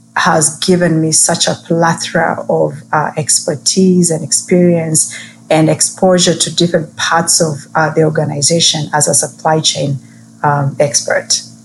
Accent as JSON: {"language": "English", "country": "Kenya", "tie": "born or raised there", "moved": "yes", "said": "growing up in Kenya"}